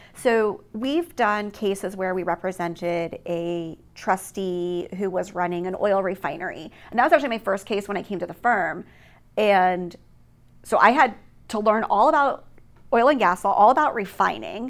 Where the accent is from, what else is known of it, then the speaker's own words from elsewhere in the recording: East Coast, United States; moved away as an adult; also born or lived in Hawaii; I grew up on the East Coast